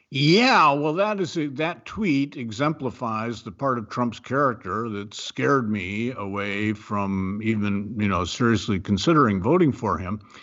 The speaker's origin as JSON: {"language": "English", "region": "Ohio", "country": "United States", "moved": "yes", "said": "I'm from Ohio. I believe in Ohio. I am an Ohioan in my heart. It's been many years since I've lived there"}